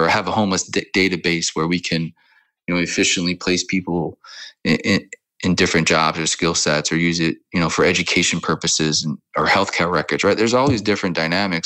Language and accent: English; New Orleans, Louisiana, United States; also born or lived in California / Mississippi / Florida / Kansas City; now in Amsterdam, Netherlands; born and raised in New Orleans and bounced around a lot, California, Mississippi, Florida, a lot of places, and settled in Kansas City